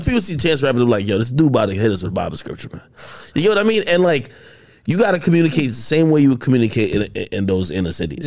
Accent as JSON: {"language": "English", "area": "Bergen County", "region": "New Jersey", "country": "United States", "tie": "born or raised there", "said": "I grew up in Jersey, Bergen County"}